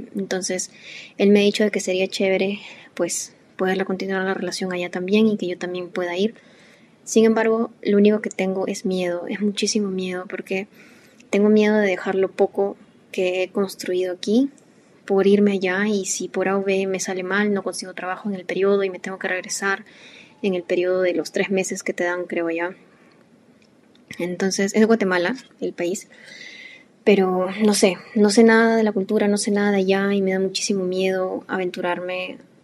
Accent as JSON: {"language": "Spanish", "country": "Peru", "said": "nosotros somos de Perú"}